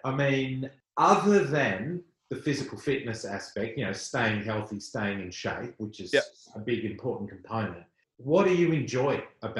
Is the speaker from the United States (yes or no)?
no; Western Australia, Australia; I grew up in Western Australia